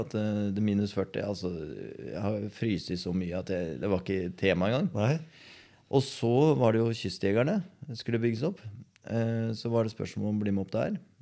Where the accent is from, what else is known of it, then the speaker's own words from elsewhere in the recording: Skien, Telemark, Norway; Når jeg ble født i Skien, mm. og så vokste jeg opp på Borgestad